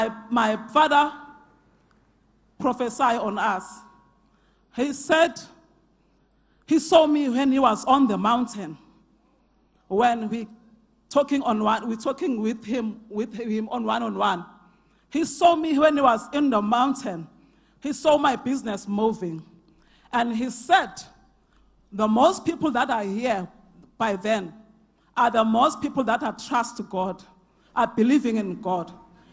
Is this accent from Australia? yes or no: no; Carletonville, Gauteng, South Africa; I come from Carltonville.